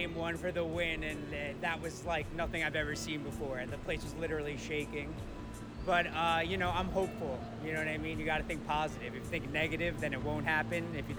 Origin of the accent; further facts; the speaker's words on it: Rockland County, New York, United States; I'm from Rockland County, New York, about 30 minutes north of the city.